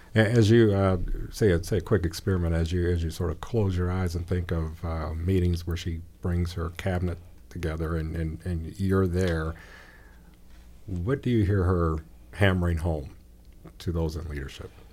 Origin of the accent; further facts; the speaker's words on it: Gary, Indiana, United States; now in Bloomington, United States; I grew up in Gary